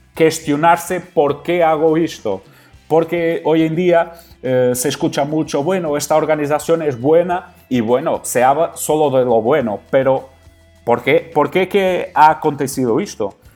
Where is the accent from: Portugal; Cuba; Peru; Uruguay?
Portugal; Spanish is a second language; also born or lived in Qatar; soy un entrenador portugués